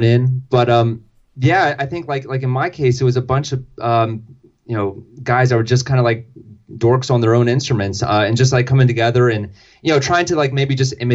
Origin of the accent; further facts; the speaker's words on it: Delaware, United States; growing up in Delaware, that meant going to Philly a lot